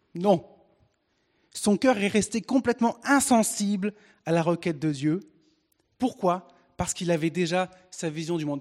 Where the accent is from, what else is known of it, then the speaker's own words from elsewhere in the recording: Picardy, Hauts-de-France, France; Et je suis français. Je suis né en Picardie, un bon franchouillard, avec euh, né de parents français